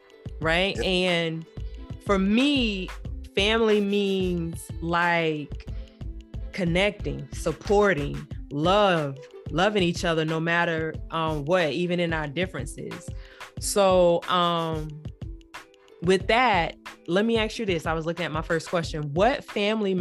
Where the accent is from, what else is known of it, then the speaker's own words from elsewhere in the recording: Wimauma, Florida, United States; We both were born and raised in Waimama. Okay, Waimama is south of about 30, 45 minutes south of Tampa